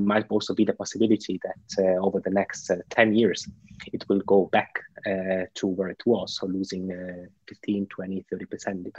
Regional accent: Italy; now in Switzerland; In Italy, my home country

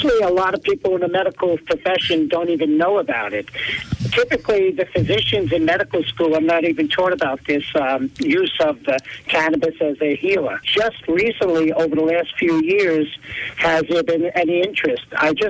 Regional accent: East Stroudsburg, Pennsylvania, United States; I'm actually from East Stroudsburg.

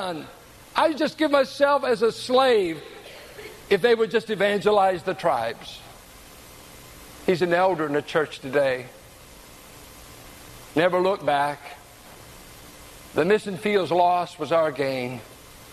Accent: San Pablo, California, United States; I grew up in San Pablo with rednecks

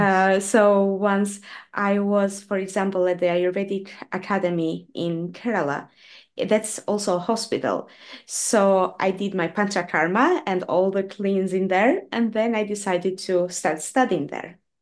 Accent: Albania; now in Norway; I was born in Albania and I moved to, to Norway many years ago

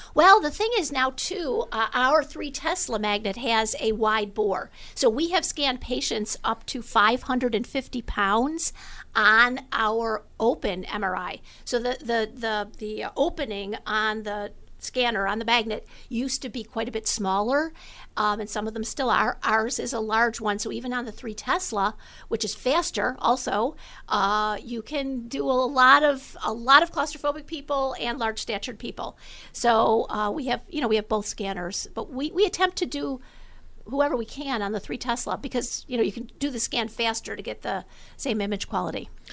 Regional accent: Amherst, New York, United States; moved away as an adult; also born or lived in Los Angeles; I went to Amherst High School and decided that, um, I was gonna come home and open up the first open M R I in Western New York, right down the street from where I grew up

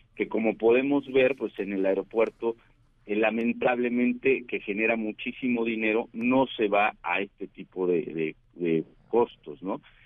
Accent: Mexico

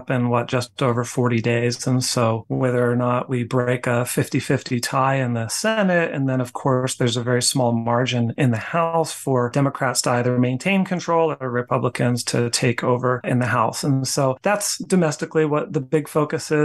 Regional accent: Pittsburgh, Pennsylvania, United States; moved away as an adult; also born or lived in Utah; Born and raised in Pittsburgh, but decided to move out west where I attended school in Utah.

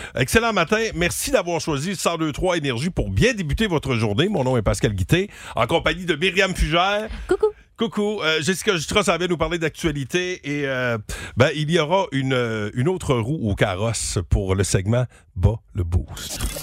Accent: Gaspésie, Quebec, Canada; accent: Gaspésien English accent; mon accent anglais gaspésien

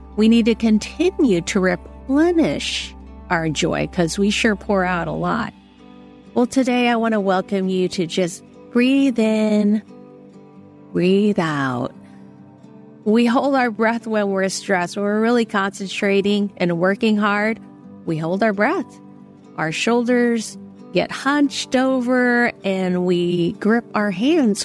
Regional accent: San Francisco, California, United States; moved away; I went back to Chinatown in San Francisco, and that was where I was born

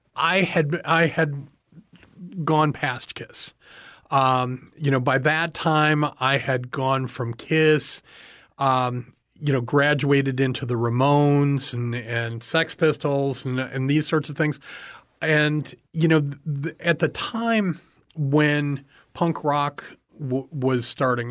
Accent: Chicago, Illinois, United States; now in Everglades City, United States; grew up in the Chicago area

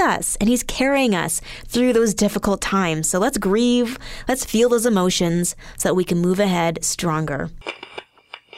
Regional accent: Alberta, Canada; Growing up in Alberta

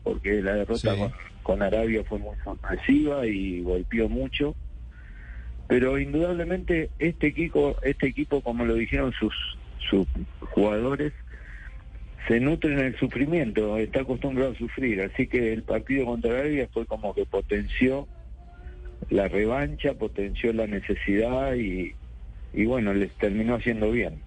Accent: La Plata, Buenos Aires Province, Argentina; Estoy en sí, en mi ciudad, mi ciudad natal, en la ciudad de La Plata.

